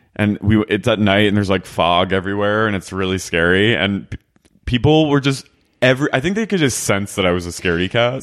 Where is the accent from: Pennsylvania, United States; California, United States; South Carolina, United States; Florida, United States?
Pennsylvania, United States; Philadelphia; I'm from Philly